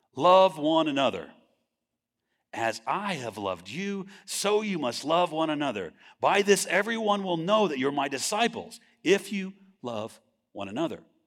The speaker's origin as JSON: {"language": "English", "region": "California", "country": "United States", "tie": "born or raised there", "moved": "as an adult", "said": "I grew up in California"}